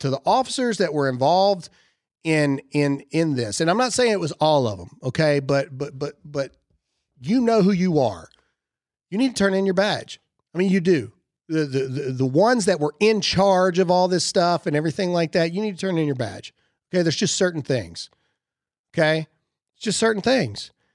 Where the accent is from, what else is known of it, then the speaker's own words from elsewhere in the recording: Mississippi, United States; I'm from Mississippi